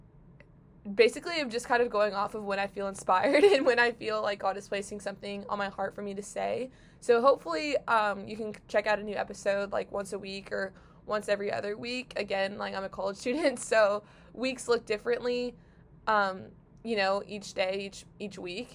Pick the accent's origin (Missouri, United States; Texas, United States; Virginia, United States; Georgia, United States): Missouri, United States; St. Louis; I grew up in St. Louis